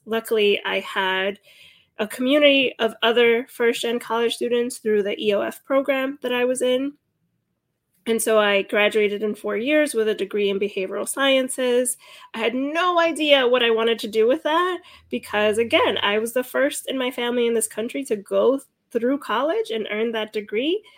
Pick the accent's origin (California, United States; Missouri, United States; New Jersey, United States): New Jersey, United States; Hudson County; also born or lived in Cuba; I was born in Cuba and came to the United States when I was four years old with my mother. I grew up in Hudson County, New Jersey.